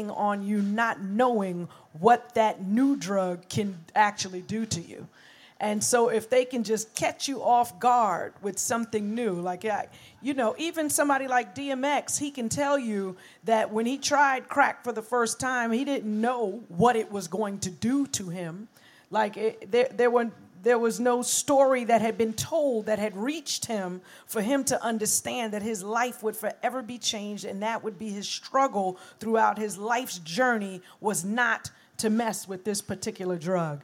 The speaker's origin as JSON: {"language": "English", "town": "New York City", "region": "New York", "country": "United States", "said": "And I was from Brooklyn"}